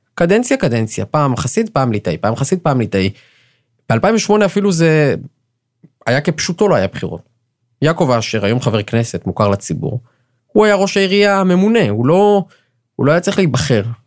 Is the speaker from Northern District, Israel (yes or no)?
no; Jerusalem, Jerusalem District, Israel; אני ירושלמי, שאינו חרדי